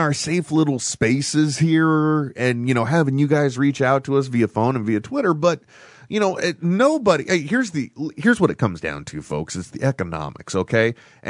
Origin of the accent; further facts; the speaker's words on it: San Francisco, California, United States; I'm from the San Francisco area.